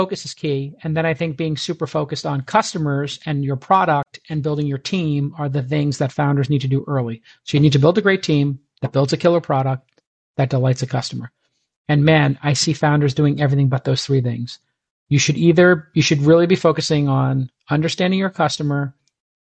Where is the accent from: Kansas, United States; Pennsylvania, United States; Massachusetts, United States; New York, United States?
New York, United States; New York City; growing up where I grew up in Brooklyn, Bay Ridge